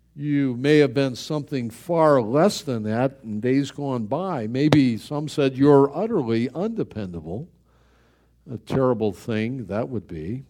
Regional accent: Buffalo, New York, United States; He was killed in my hometown.

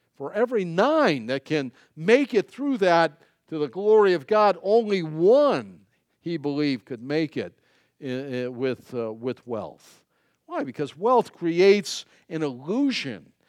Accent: United States; as an American

